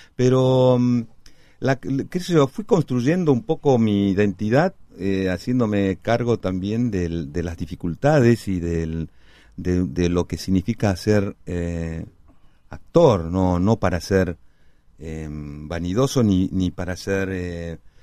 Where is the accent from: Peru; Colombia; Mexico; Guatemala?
Peru; Cusco; also born or lived in La Plata, Argentina / Lima, Peru; now in Argentina; si bien nací en La Plata en el 61, al año y medio me, trasladaron, mi papá se fue con mi mamá y, yo a, Lima primero, después a Cusco